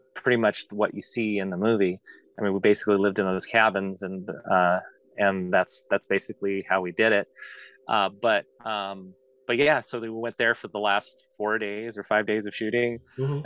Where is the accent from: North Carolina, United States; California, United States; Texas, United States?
California, United States; Antioch; moved away; my hometown in Antioch